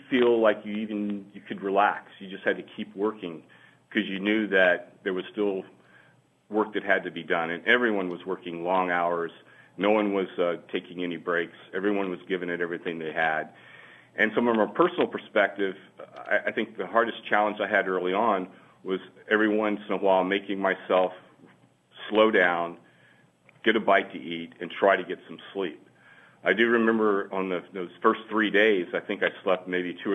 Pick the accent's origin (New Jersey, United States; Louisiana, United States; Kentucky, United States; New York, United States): Louisiana, United States; Louisiana is my home. I'm born and raised in Louisiana